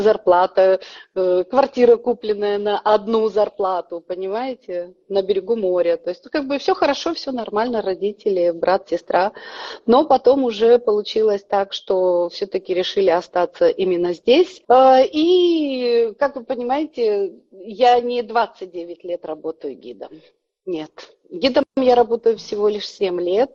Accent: Kazakhstan; moved away as an adult; now in Budapest, Hungary; Я сама родом с Казахстана.

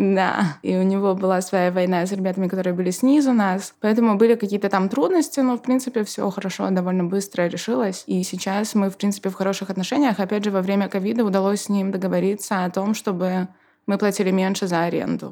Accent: Belarus; now in Poznań, Poland; я как белоруска

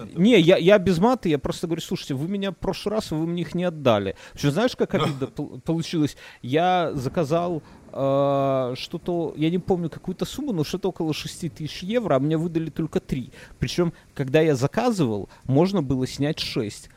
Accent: Belarus; я как опытный белорус

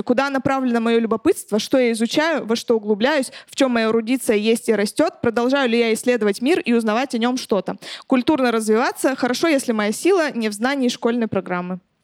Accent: a settlement near Chelyabinsk, Chelyabinsk Oblast, Russia; я в поселке росла, в Челябинске.

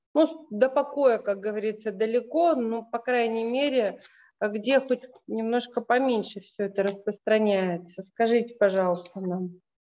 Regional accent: Russia; родом из России

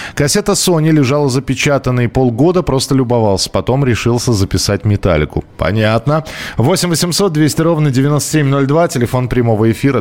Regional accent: Moscow, Russia; я из Москвы

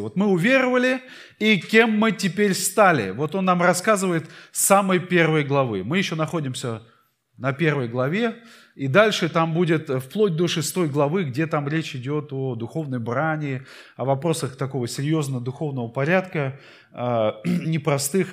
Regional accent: Saint Petersburg, Russia; я родился в Питере

